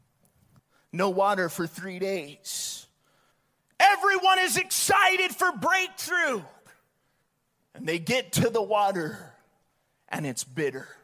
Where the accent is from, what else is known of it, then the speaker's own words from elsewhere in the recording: Bullhead City, Arizona, United States; I grew up in Bullhead